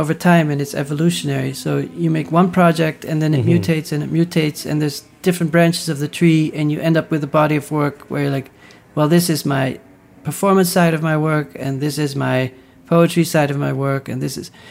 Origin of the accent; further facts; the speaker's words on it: Netherlands; growing up in the Netherlands